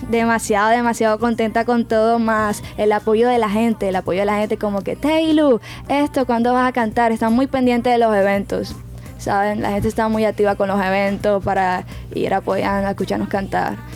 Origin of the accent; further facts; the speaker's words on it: Barranquilla, Atlántico, Colombia; En Kia quiero empezar todo eso de que pegarme los temas aquí, porque pues mi tierra y todo. Yo confío mucho en Barranquilla, aquí hay muchísimo talento